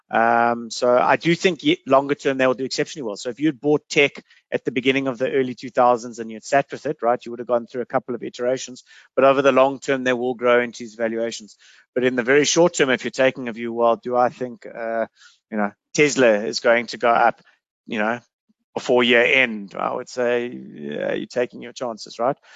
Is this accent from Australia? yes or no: no; South Africa; I think as a South African, you should look to try and have you know half of your investable cash offshore.